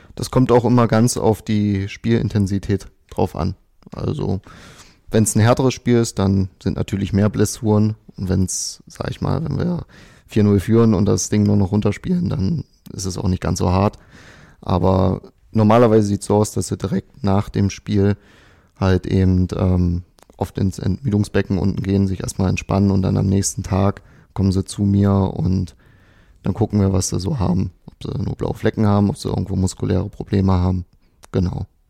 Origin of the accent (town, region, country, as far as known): Dessau, Saxony-Anhalt, Germany; moved away